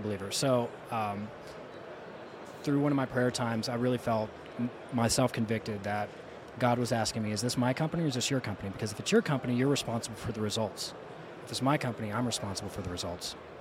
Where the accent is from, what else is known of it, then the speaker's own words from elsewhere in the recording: South Louisiana, United States; moved away; as somebody who's from there, um, and my bloodline's from there